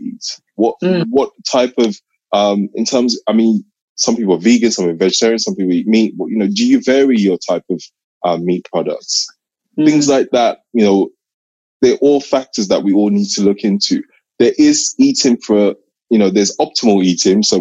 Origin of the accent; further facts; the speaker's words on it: Nigeria; I'm Nigerian.